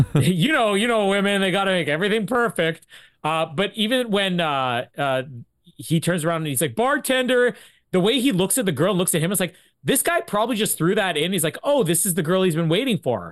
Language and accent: English; Canada; we're Canadian